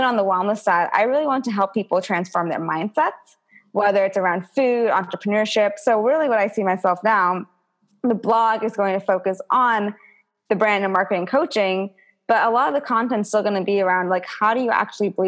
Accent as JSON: {"language": "English", "country": "United States", "said": "me being an Indian American"}